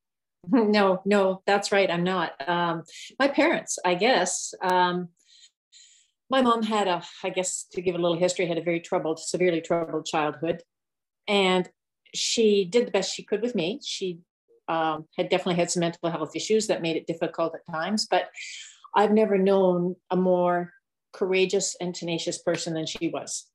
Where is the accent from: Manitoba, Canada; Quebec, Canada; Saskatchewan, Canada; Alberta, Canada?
Manitoba, Canada; Winnipeg; also born or lived in Southwestern Ontario; now in Ontario, Canada; I grew up in Winnipeg my early years. Then we moved to Southwestern Ontario